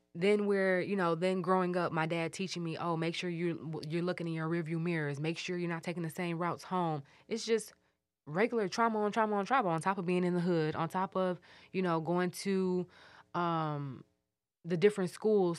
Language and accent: English; Detroit, Michigan, United States; we grew up on Mitchell